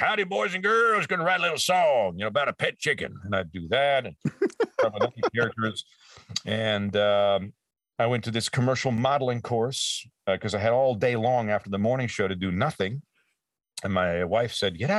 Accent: Canada; moved away; back in my hometown and up there in Canada

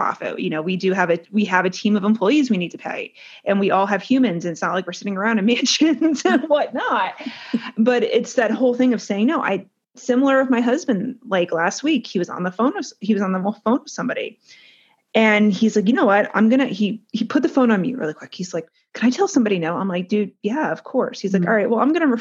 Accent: New Jersey, United States; we're from Jersey. We know how we are. We're from North Jersey.

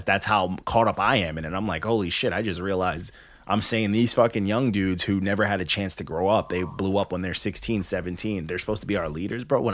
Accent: New York, United States; also born or lived in Canada; I was born in Canada, but my mom, escaped Canada. And, like, you know, I was raised out here. I was raised in New York.

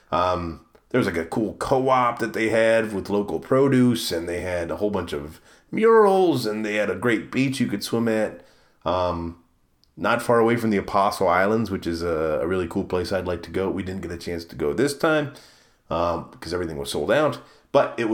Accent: Maryland, United States; now in Milwaukee, United States; See, I came from the East Coast, right? I came from Maryland, and when you're in Maryland, you have the Bay and you have the Atlantic Ocean.

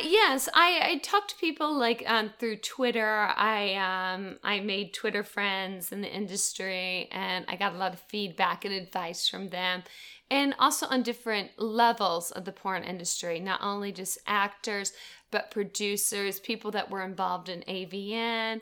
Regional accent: Gainesville, Florida, United States; now in Atlanta, United States; Originally from Gainesville, Florida.

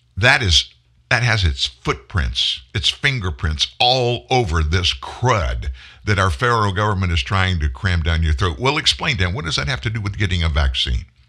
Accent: the South, United States; I'm from the South

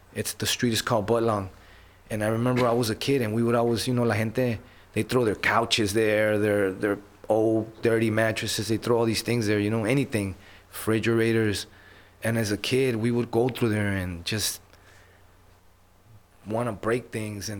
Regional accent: Los Angeles, California, United States; I was born in Los Angeles

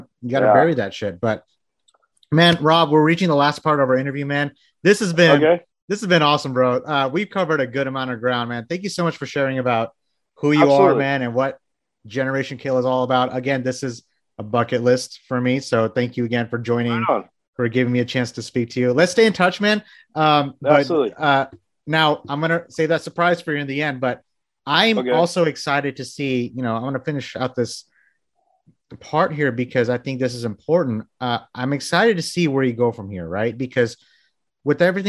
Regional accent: New York, United States; moved away; I'm originally from New York

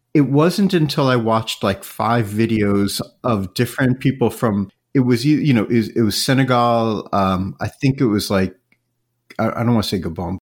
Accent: New York, United States; I grew up in New York

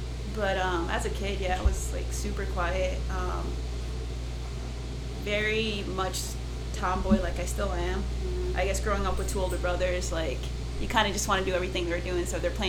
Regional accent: Connecticut, United States; moved away as an adult; also born or lived in Manhattan, New York; now in Austin, United States; So I spent 9 years in living in New York from, like, I was born in New York, and then at age 9 was when we moved to Connecticut. And then I spent in Connecticut from 9 to 18, so that's another 9 years.

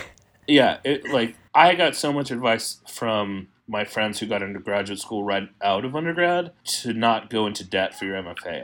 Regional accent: El Paso, Texas, United States; I was born in El Paso, Texas

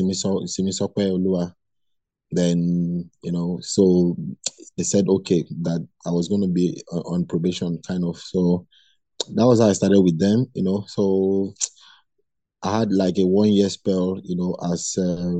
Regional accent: Lagos, Nigeria; I was born and brought up in Lagos

